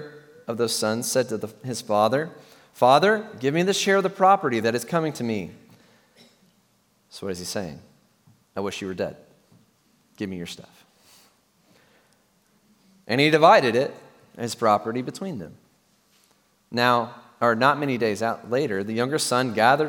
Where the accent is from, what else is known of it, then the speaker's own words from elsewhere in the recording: Tennessee, United States; I'm from Tennessee, motherland, and it's a great state to be from. However, in my context, in my churches growing up